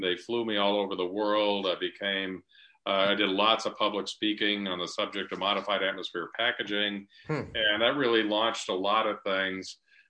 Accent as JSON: {"language": "English", "town": "Buffalo", "region": "New York", "country": "United States", "tie": "born or raised there", "also_born_or_lived": "East Lansing, Michigan", "moved": "yes", "said": "So I grew up in Buffalo, New York."}